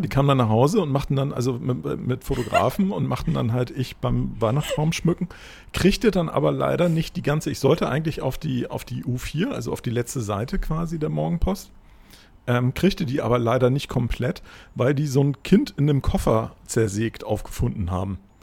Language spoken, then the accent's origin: German; Germany; also born or lived in Hamburg; als Deutscher